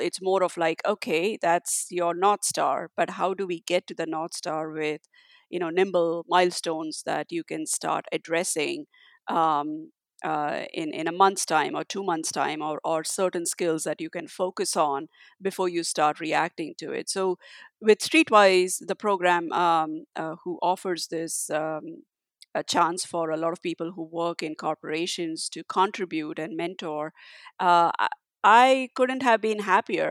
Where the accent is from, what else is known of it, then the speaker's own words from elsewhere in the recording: India; my parents always encouraged me for doing whatever I wanted to do growing up in India